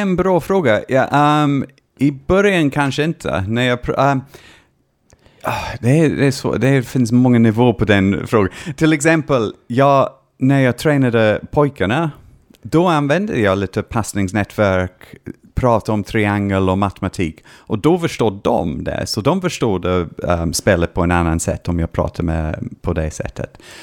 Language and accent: Swedish; Scotland, United Kingdom; Swedish is a second language; moved away as an adult; now in Sweden; när jag var hemma i Skottland tittade på mitt eh, barndomslag, Dunfermline Athletic